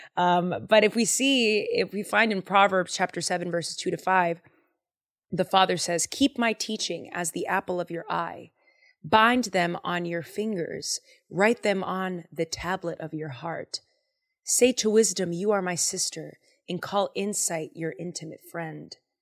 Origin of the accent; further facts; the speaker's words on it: Boston, Massachusetts, United States; I am from Boston, Massachusetts, and I grew up saying swear words